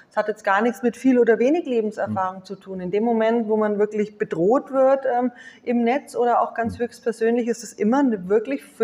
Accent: Nuremberg, Bavaria, Germany; now in Munich, Germany; Den Ministerpräsidenten kenne ich jetzt eher ähm, aus meiner Heimatstadt Nürnberg, und wir laufen uns immer mal wieder über den Weg.

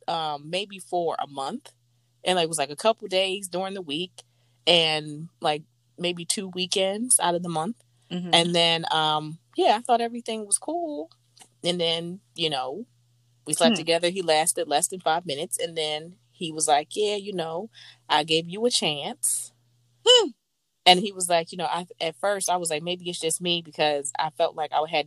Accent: Philadelphia, Pennsylvania, United States; accent: Philadelphia; my Philadelphia accent comes out from time to time

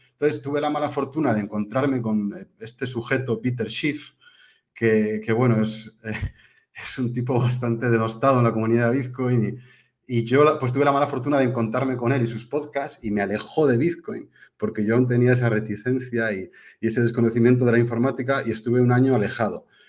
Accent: Spain; also born or lived in United Kingdom; nací en España, pero soy medio inglés

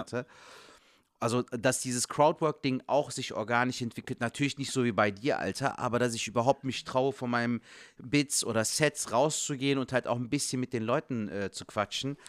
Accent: Cologne, North Rhine-Westphalia, Germany; als Kölsche Jungen dann noch in Köln

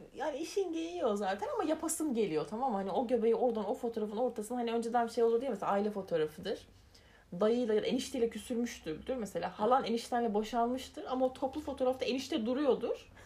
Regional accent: Elazığ, Elazığ Province, Turkey; Elazığlıyım bir kere.

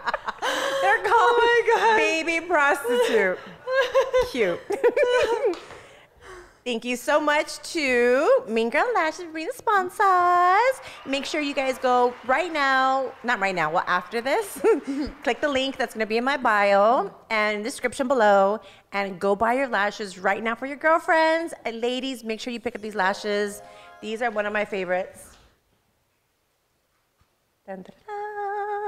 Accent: Los Angeles, California, United States; I'm from Los Angeles, California.

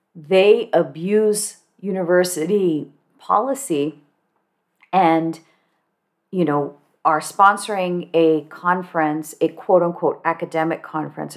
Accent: Cupertino, California, United States; I grew up in Cupertino, California, which today is very diverse

